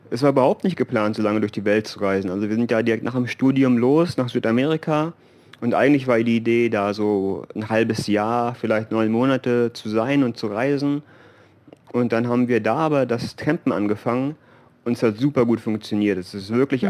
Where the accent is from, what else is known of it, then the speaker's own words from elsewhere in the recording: Germany; moved away as an adult; natürlich Deutschland ist, äh, ist unsere Heimat